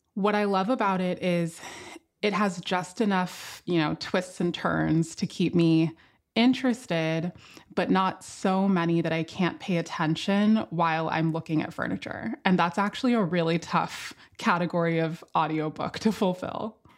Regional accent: Miami, Florida, United States; now in Philadelphia, United States; Coming from Miami, where I grew up

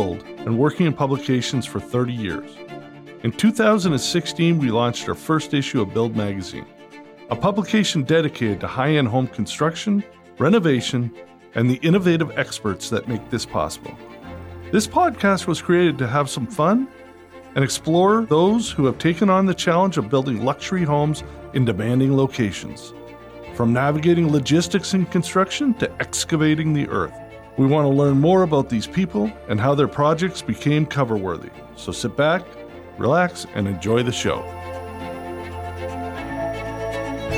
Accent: Toronto, Ontario, Canada; moved away; I grew up a Bills fan growing up in Toronto.

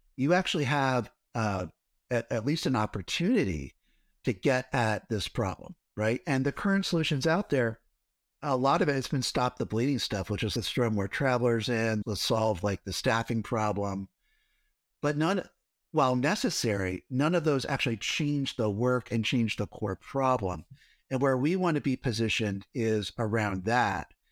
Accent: Cincinnati, Ohio, United States; I grew up in Ohio, in Cincinnati, so right in the middle.

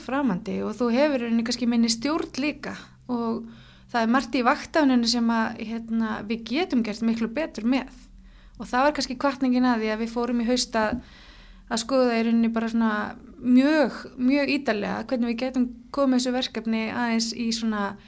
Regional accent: Hafnarfjörður, Capital Region, Iceland; Ég er úr Hafnaferði

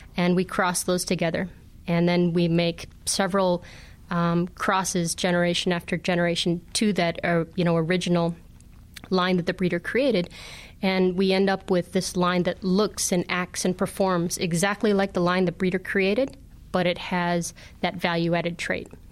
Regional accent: Northern Illinois, United States; I grew up in Northern Illinois

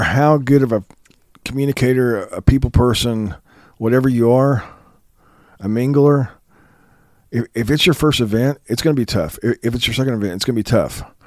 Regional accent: Kansas, United States; I'm from Kansas

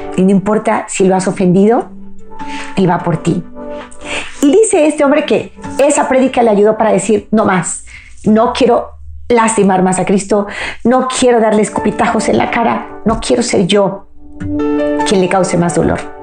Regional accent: Mexico; mi país México

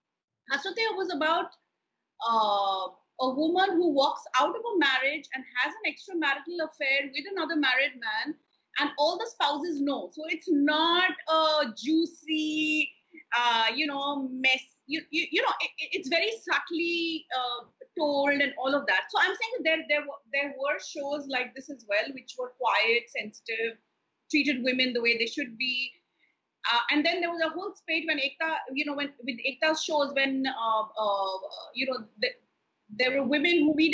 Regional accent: Kolkata, West Bengal, India; also born or lived in Hyderabad / Delhi; the only kind of television that I watched when I was growing up in Kolkata or in Hyderabad and Delhi was, you know, the DD shows

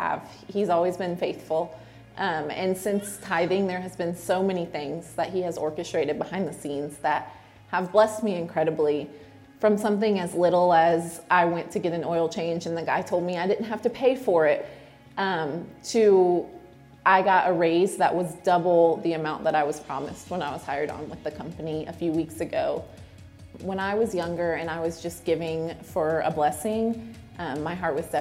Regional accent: Lakeland, Florida, United States; now in South Carolina, United States; I attended a women's conference in my hometown in Lakeland, Florida

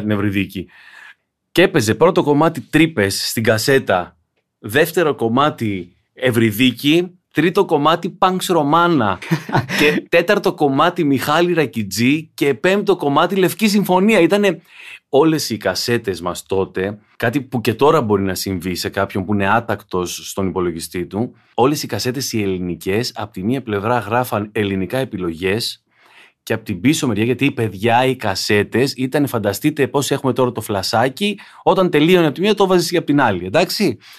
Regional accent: Igoumenitsa, Epirus, Greece; Εγώ μεγάλωσα σούπα στην Ιγουμενίτσα

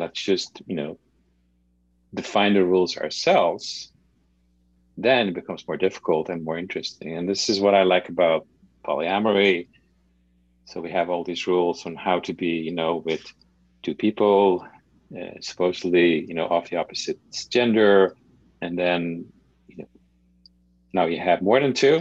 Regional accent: Netherlands; moved away; when I grew up in the Netherlands

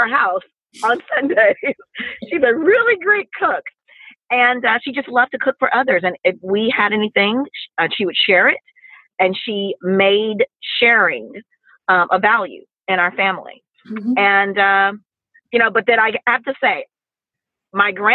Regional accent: Mississippi, United States; we're from the South, we're from Mississippi

